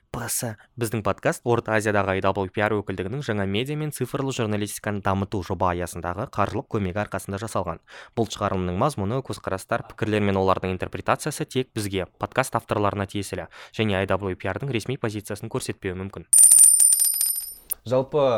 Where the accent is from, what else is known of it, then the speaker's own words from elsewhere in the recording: Aral, Kyzylorda Region, Kazakhstan; мен ауылда өстім ә, ауыл болғанда негізі қала деген статусы бар